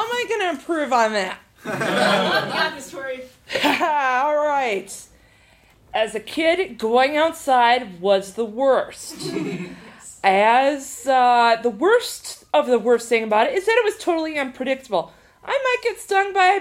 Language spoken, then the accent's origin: English; half an hour from Baraboo, a town on the Wisconsin River, United States; the current of the Wisconsin River in my hometown